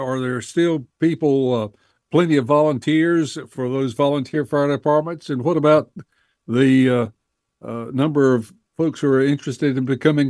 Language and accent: English; Gaston County, North Carolina, United States; I grew up in Gaston County